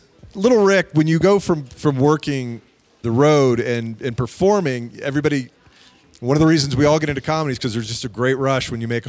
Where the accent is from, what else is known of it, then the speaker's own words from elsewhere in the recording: Atlanta, Georgia, United States; I'm from Atlanta.